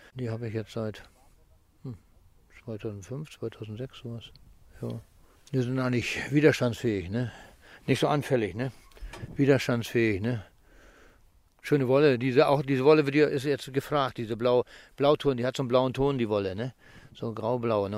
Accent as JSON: {"language": "German", "town": "Amt Neuhaus", "region": "Lower Saxony", "country": "Germany", "tie": "born or raised there", "said": "Erstmal bin ich hier ehemalig in Niedersachsen geboren"}